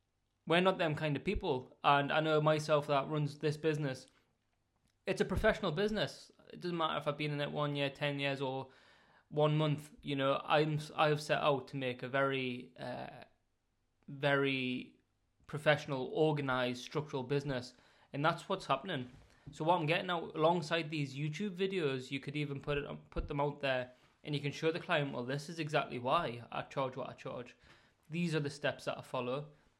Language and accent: English; Northern England, United Kingdom; accent: Northern; Hopefully my Northern accent doesn't bore you too much